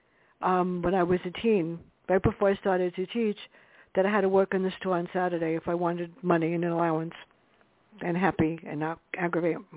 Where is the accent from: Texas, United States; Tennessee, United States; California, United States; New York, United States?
New York, United States; New York City; me growing up in the South Bronx.